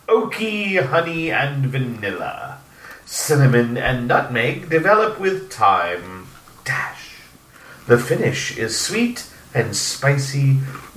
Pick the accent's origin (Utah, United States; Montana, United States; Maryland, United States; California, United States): California, United States; San Diego; now in Minnesota, United States; I'm from San Diego